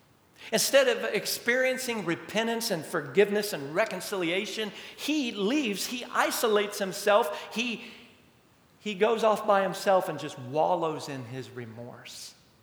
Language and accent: English; Amarillo, Texas, United States; Growing up in Amarillo for a little while, a couple of times.